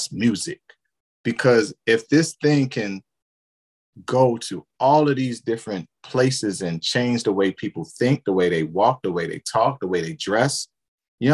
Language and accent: English; Baltimore, Maryland, United States; now in Atlanta, United States; growing up in Baltimore